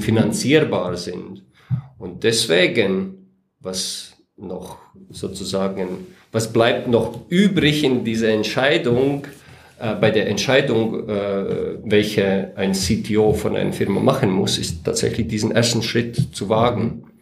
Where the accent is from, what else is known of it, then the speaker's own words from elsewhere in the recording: Latvia; German is a second language; moved away as an adult; also born or lived in Riga, Latvia / Weiden in der Oberpfalz, Germany; now in Germany; bin 1975 geboren in Lettland